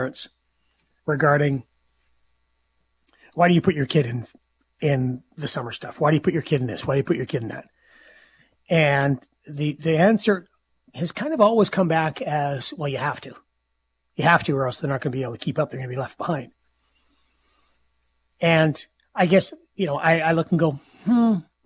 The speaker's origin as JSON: {"language": "English", "town": "Saskatoon", "region": "Saskatchewan", "country": "Canada", "tie": "born or raised there", "said": "growing up in Saskatoon"}